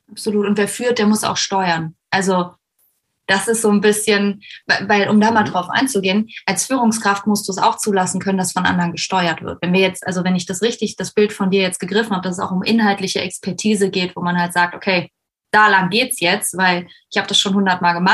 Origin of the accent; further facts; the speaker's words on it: Koblenz, Rhineland-Palatinate, Germany; ich bin 31, ich komme aus Koblenz